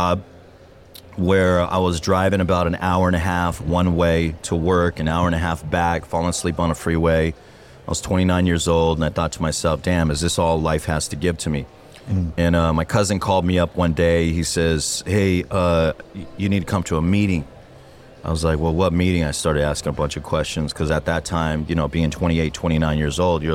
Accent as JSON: {"language": "English", "town": "Diamond Bar", "region": "California", "country": "United States", "tie": "born or raised there", "said": "I grew up in Diamond Bar"}